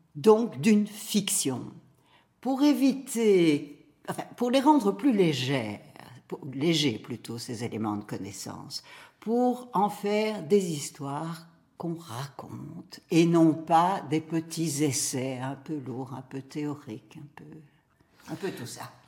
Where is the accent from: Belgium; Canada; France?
Belgium; Brussels, Brussels-Capital Region; Bruxelles, qui est ma ville natale